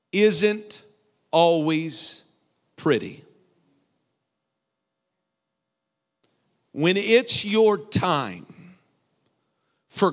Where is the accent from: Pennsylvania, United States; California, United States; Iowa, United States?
Iowa, United States; I'm from Iowa